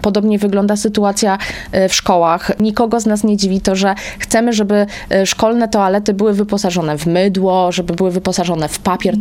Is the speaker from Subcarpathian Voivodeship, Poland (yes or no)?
no; Kutno, Łódź Voivodeship, Poland; u mnie w rodzinnym Kutnie